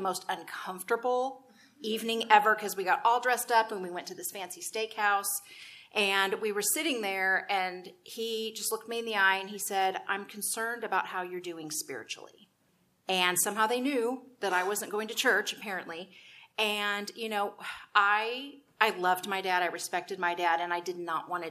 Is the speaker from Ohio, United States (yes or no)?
no; Texas, United States; I was raised in Texas, where there's a church on every corner